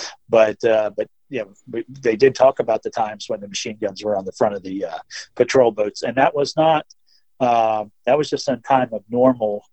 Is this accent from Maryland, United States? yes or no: yes; Maryland, United States; I grew up on the Potomac River, which separates Virginia and Maryland right into Washington, D.C.